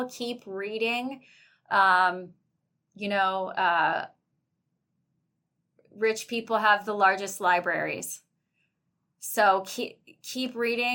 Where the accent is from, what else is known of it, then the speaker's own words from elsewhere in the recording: Boone County, Kentucky, United States; now in Cincinnati, United States; I do live in Cincinnati, and I grew up in Boone County